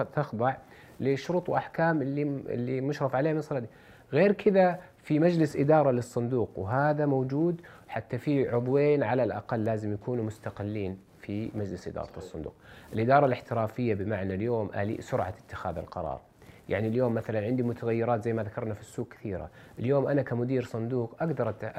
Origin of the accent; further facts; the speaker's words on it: Saudi Arabia; عندنا في السعوديه